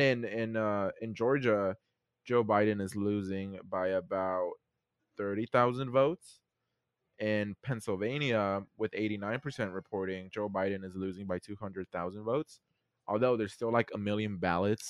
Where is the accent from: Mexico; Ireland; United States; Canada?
Mexico; accent: Mexican; my Mexican accent kicked in.